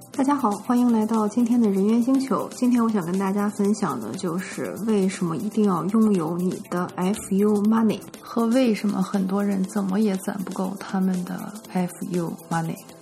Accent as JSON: {"language": "Chinese", "region": "northern China", "country": "China", "tie": "born or raised there", "moved": "yes", "said": "我在国内长大嘛"}